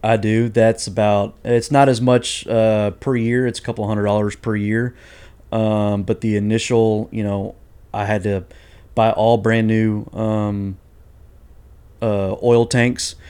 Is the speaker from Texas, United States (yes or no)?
yes; Houston, Texas, United States; I'm originally from here in Houston, Texas